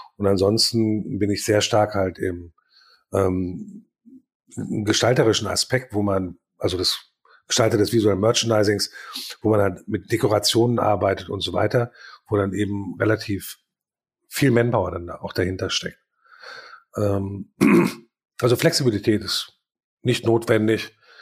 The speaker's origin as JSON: {"language": "German", "town": "Paderborn", "region": "North Rhine-Westphalia", "country": "Germany", "said": "bei uns in Paderborn"}